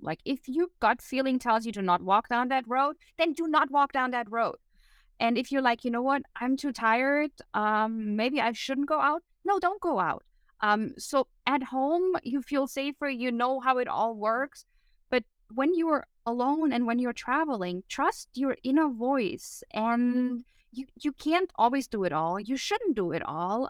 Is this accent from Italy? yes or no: no; Germany; moved away; growing up in Germany